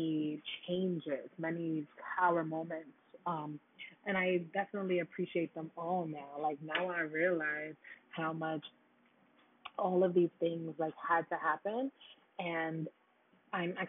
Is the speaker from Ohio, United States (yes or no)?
no; New York City, New York, United States; also born or lived in Florida; I'm from Brooklyn